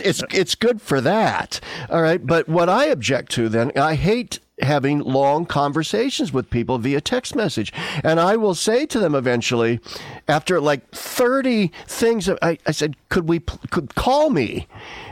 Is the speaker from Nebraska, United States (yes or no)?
yes; Nebraska, United States; moved away; I live 1,300 miles away from my home state of Nebraska, where all of my family still lives